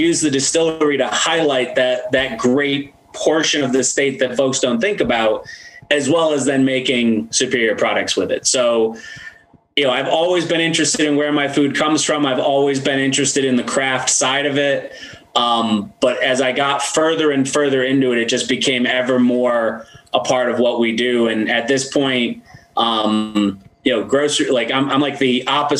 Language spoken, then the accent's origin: English; 6.5 hours north of New York City, upstate New York, United States; also born or lived in Washington, District of Columbia, United States; I've also always liked my hometown